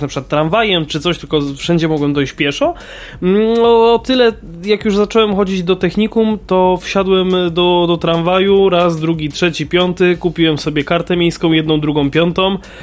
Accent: Kraków, Lesser Poland, Poland; ja mieszkam w, w, w, Krakowie właściwie w tym samym miejscu od urodzenia

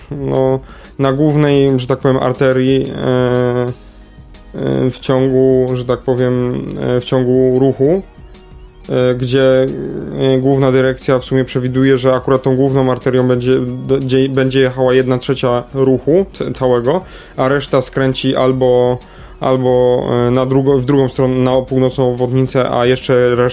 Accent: Kraków, Lesser Poland, Poland; jesteśmy z Krakowa? Tak, no Krakusami

